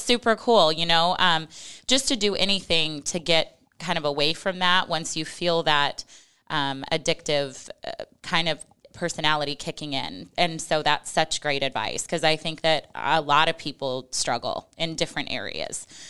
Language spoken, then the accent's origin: English; Western Nebraska, United States; I'm from Western Nebraska, and we had horses growing up at the ranch